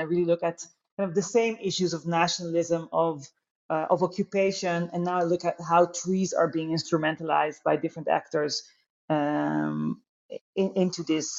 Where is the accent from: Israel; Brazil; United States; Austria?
Israel; born there; I'm both Dutch and Israeli. I was born in Israel.